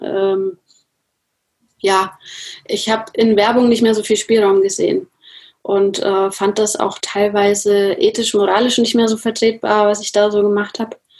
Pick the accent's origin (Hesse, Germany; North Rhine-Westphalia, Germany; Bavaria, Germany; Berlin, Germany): Bavaria, Germany; Nuremberg; ich komme aus Nürnberg